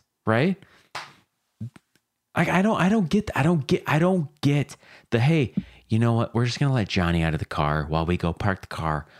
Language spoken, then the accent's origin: English; Chicago, Illinois, United States; Yeah, we're from Chicago. Chicago in quotes